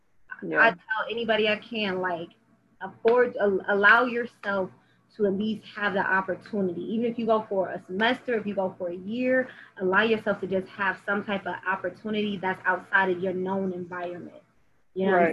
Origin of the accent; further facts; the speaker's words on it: Las Vegas, Nevada, United States; I'm pretty much from Vegas and I didn't go and explore out